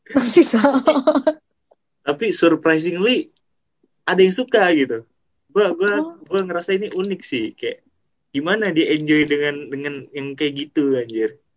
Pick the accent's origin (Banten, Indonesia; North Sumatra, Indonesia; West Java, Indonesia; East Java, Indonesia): North Sumatra, Indonesia; Medan; Soalnya gue orang Medan